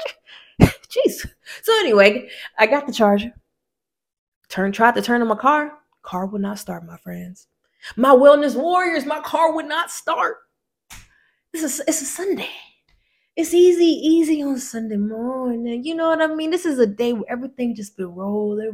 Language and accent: English; Decatur, Georgia, United States; I'm from the South, you know, I'm in ATL, you feel me? And honestly, I'm from a place called Decatur, Georgia